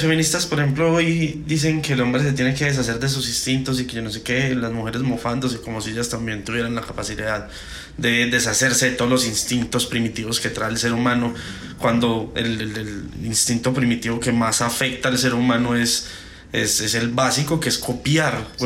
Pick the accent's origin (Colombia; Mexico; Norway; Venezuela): Colombia; yo soy un puto colombiano